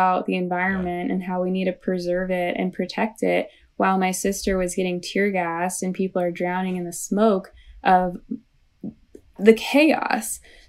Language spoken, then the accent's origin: English; St. Louis, Missouri, United States; So I grew up in St. Louis, Missouri, right, not too far from Ferguson, Missouri.